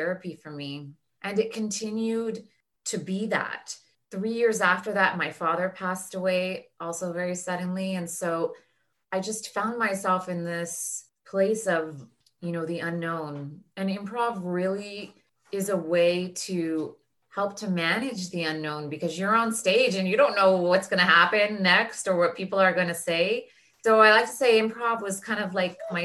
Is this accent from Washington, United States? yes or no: no; Daly City, California, United States; moved away as an adult; also born or lived in Los Angeles; I grew up in Daly City, which is just the city outside of San Francisco